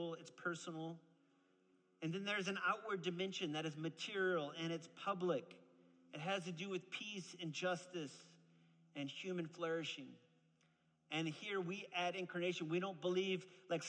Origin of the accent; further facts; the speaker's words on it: New Orleans, Louisiana, United States; moved away; I'm actually originally from New Orleans, Louisiana, and my dad's a Pentecostal preacher man, okay? So that's how I grew up